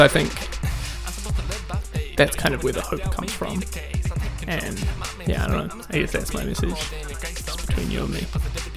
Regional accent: New Zealand; moved away as an adult; now in Nashville, United States; I'm from New Zealand originally, but at the moment living and making music in Nashville, Tennessee

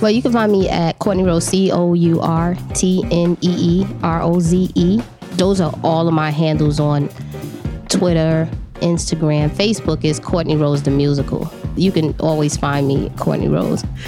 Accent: New York City, New York, United States; I was born in New York City, in Harlem, um, born and raised

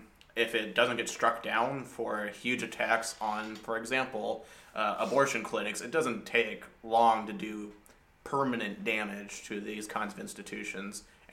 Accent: Texas, United States; as a Texan

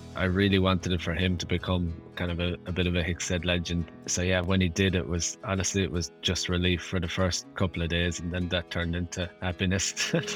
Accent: Ireland; being Irish

